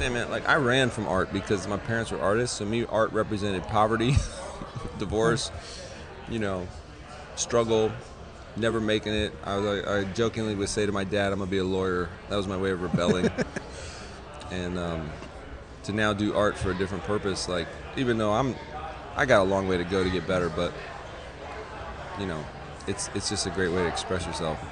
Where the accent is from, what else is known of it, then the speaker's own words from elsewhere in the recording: Florida, United States; I'm coming from Florida